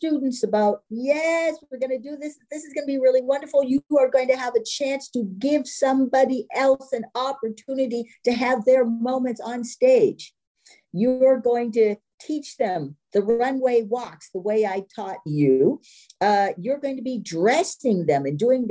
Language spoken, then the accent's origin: English; East Coast, United States; moved away; I'm from the East Coast